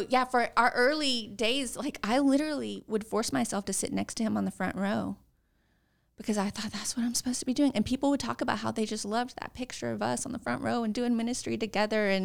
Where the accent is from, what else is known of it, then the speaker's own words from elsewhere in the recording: Texas, United States; also born or lived in California / Arizona / Arkansas / New Jersey; I was born in Texas. I I moved around a lot